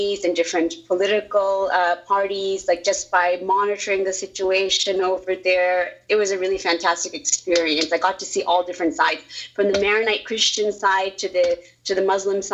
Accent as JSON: {"language": "English", "town": "Boston", "region": "Massachusetts", "country": "United States", "tie": "born or raised there", "also_born_or_lived": "Lebanon / Saudi Arabia / New York", "moved": "yes", "lives_now": "California, United States", "said": "I'm from Boston. I was born and raised over there, and then we ended up moving to California afterwards"}